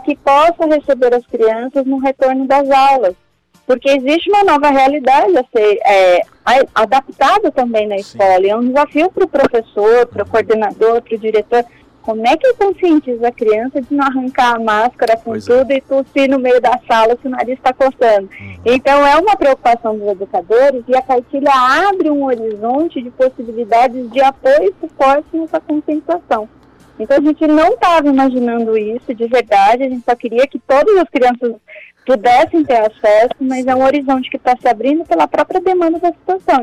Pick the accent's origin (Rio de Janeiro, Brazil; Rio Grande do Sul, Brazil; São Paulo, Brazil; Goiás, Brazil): São Paulo, Brazil; Campinas region; moved away; Eu não sou da região de Bauru, né? Eu sou da região de Campinas.